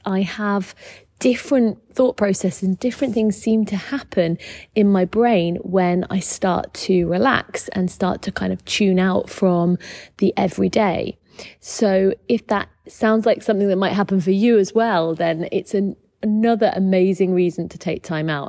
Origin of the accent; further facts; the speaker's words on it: United Kingdom; accent: British; you can tell by my accent that I am British.